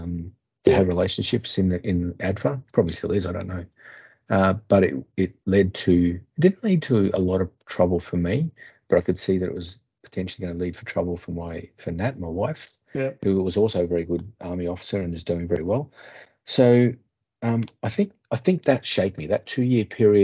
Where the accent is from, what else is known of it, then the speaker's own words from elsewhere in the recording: Australia; as an Australian